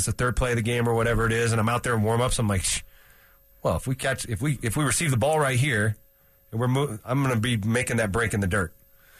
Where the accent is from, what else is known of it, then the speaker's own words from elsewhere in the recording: Bay Area, California, United States; moved away; I'm from the Bay Area